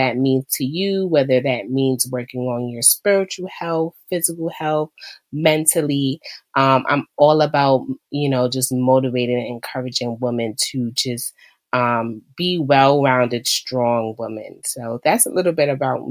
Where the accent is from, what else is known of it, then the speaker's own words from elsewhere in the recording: New York, United States; I am from New York, where on a day-to-day basis, I am a school, special education school manager